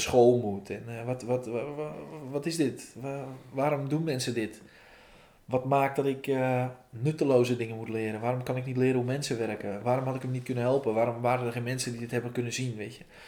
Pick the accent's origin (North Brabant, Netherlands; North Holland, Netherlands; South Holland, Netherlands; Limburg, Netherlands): North Holland, Netherlands; Volendam; ik kom uit Vallendam. Vallendam is het meest fantastische dorp van Nederland.